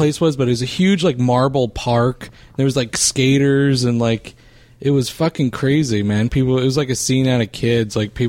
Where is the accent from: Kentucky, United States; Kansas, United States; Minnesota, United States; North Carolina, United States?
North Carolina, United States; Edenton; I grew up near Kitty Hawk